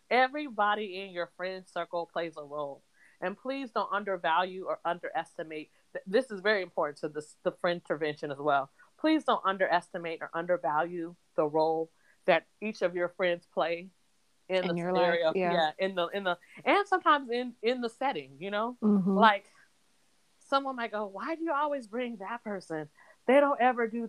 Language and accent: English; Washington, United States; we're from Washington State. So we're not new to rain.